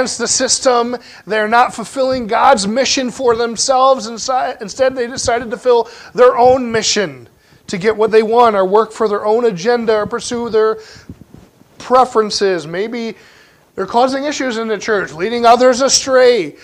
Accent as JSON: {"language": "English", "region": "Pennsylvania", "country": "United States", "tie": "born or raised there", "said": "Growing up in Pennsylvania, we had a lot of freezing rain in the wintertime"}